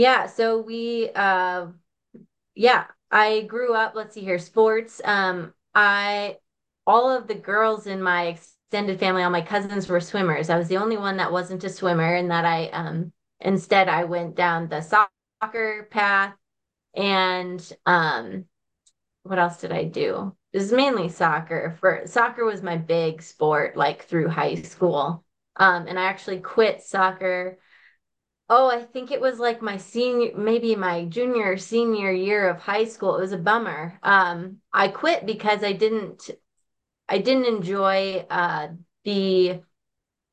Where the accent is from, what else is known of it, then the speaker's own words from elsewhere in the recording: Stillwater, Minnesota, United States; accent: Minnesota; I'm a Minnesota girl. So I grew up in Stillwater, Minnesota.